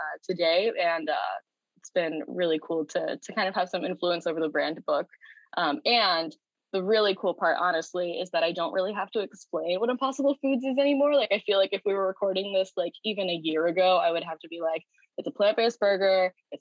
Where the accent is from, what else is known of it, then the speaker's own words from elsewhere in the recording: St. Louis, Missouri, United States; moved away as an adult; now in California, United States; I grew up in St. Louis, Missouri, and didn't want to go very far away.